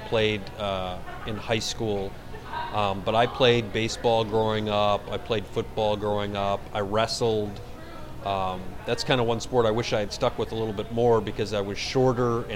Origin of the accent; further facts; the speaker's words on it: Verona, Wisconsin, United States; also born or lived in Middleton, Wisconsin; now in Eau Claire, United States; I grew up in southern Wisconsin